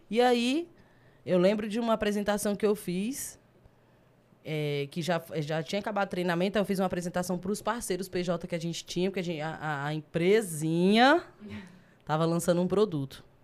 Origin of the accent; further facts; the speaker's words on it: Brasília, Federal District, Brazil; also born or lived in Águas Lindas de Goiás; Eu nasci na Ceilândia. Nascido e criado? Aí cresci lá, depois fui para Águas Lindas. Morei com minha avó um tempo lá e depois fui pra Santa Maria e tô lá até hoje.